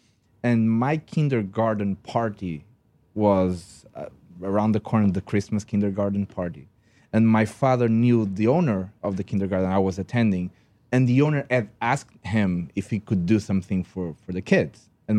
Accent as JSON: {"language": "English", "country": "Portugal", "tie": "born or raised there", "second_language": "English", "said": "In Portugal. {S5} Okay. {S6} Yes, I'm Portuguese. By the way, if you didn't notice that I don't speak English correctly, I'm Portuguese."}